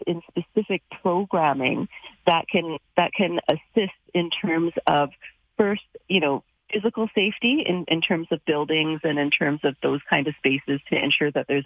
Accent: Calgary, Alberta, Canada; who's racialized, born and raised in Calgary

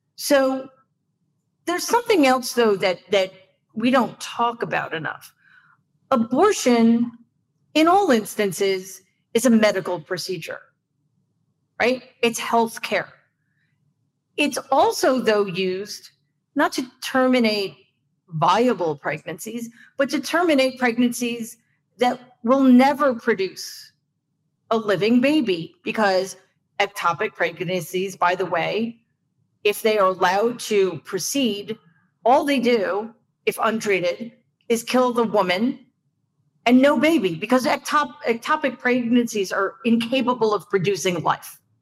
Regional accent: New York, United States; I'm a New Yorker, so I have tendency to speak quickly

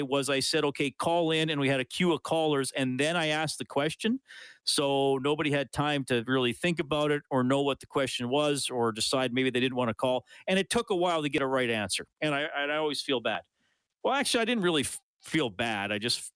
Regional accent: near Evansburg, Alberta, Canada; now in Edmonton, Canada; I grew up near Evansburg

